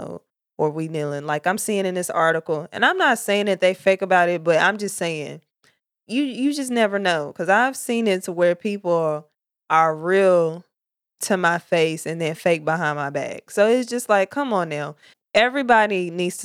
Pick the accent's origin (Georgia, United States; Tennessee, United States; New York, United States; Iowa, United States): Tennessee, United States; Murfreesboro; moved away as an adult; now in Charleston, United States; I'm from Tennessee, Murfreesboro, Tennessee. That's my hood, the borough